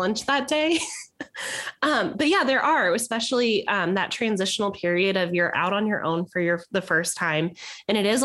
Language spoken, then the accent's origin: English; the Valley, Arizona, United States; growing up in the Valley